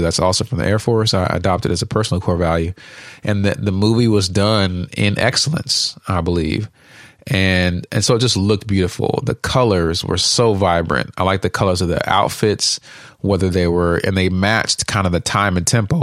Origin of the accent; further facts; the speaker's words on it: Uganda; now in United States; I'm from Uganda